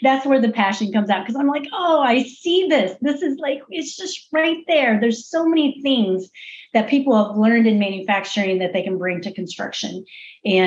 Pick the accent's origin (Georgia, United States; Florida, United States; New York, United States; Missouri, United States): Missouri, United States; I'm actually from Missouri. So I'm from the show me state.